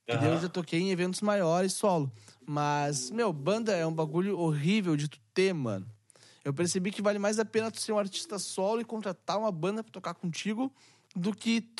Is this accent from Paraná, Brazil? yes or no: no; Canoas, Rio Grande do Sul, Brazil; eu sou do Rio Grande do Sul. Capital. Sou de Porto uhum. Alegre, tá ligado? E Porto Alegre não, Canoas, do lado de Porto Alegre.